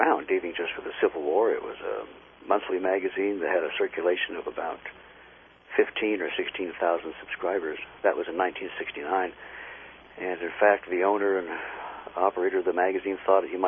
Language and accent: English; Independence, Missouri, United States; I was born in Independence, Missouri